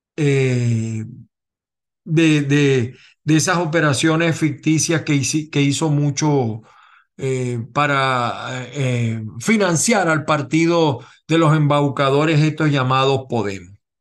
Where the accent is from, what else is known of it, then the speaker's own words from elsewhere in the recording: Venezuela; now in United States; yo soy venezolano